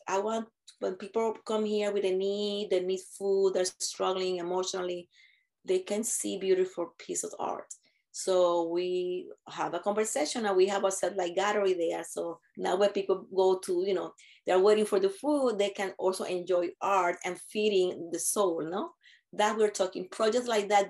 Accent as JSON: {"language": "English", "country": "Puerto Rico", "moved": "yes", "said": "I'm from Puerto Rico"}